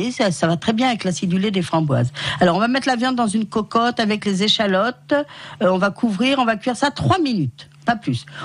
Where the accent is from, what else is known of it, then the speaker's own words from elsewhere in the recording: France; en tant que bon Français et ancien joueur de foot